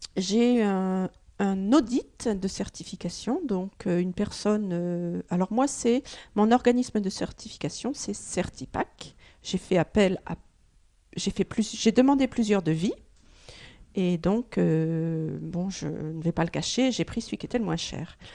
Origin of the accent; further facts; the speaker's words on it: Oise, Hauts-de-France, France; moved away; je suis originaire de, de l'Oise